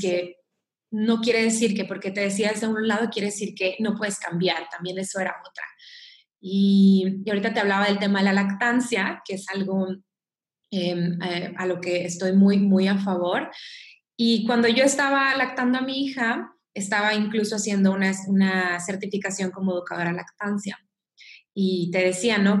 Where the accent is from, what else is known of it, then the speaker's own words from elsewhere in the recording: Mexico; soy mexicana